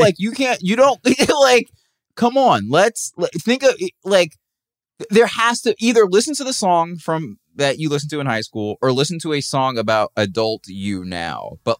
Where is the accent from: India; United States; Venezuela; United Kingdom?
United States; the South; You know, like, I loved, like, you know, I'm from the South.